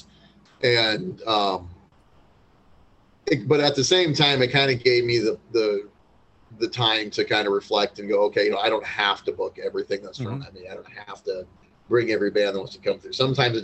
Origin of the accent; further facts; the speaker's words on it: Muscatine, Iowa, United States; growing up in Muscatine